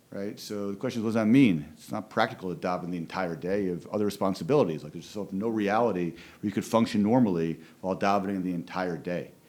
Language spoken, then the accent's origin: English; Philadelphia, Pennsylvania, United States; born there; even though we're both originally from Philadelphia, although I was only born in Philadelphia, he was raised in Philadelphia